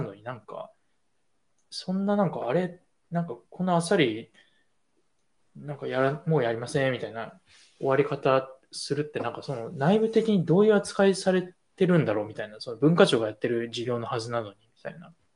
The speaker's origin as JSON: {"language": "Japanese", "region": "Tokyo", "country": "Japan", "tie": "born or raised there", "said": "物心ついた以降は、一応東京に、えっと、ずっといた"}